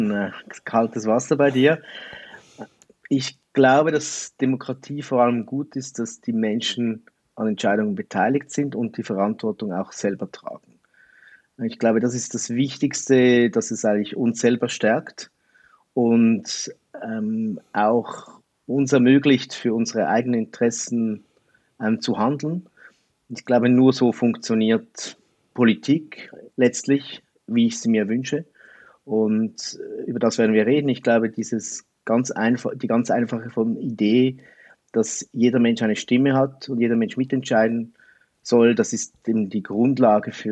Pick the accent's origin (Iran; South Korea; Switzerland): Switzerland; Also man hört es vielleicht auch, ich bin Schweizer.